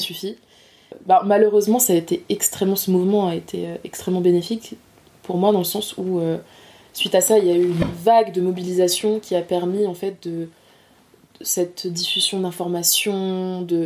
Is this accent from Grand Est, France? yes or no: no; Nord-Pas-de-Calais, Hauts-de-France, France; also born or lived in Les Abymes, Guadeloupe; je viens du nord de la France, du nord-pas-de-Calais